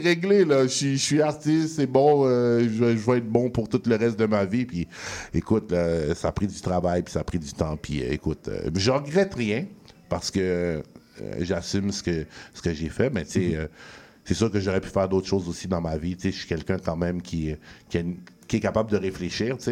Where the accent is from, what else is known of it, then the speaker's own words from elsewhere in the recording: Montreal, Quebec, Canada; où ce que j'ai grandi, tu sais, je viens de, pas loin de Ollier, puis c'est le parc Carignan